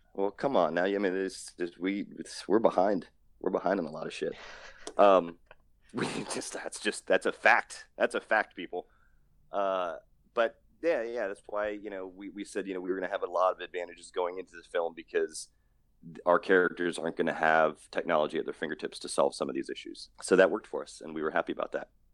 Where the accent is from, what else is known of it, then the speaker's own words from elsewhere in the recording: East Coast, United States; growing up on the East Coast, I've seen you know, thousands of cars growing up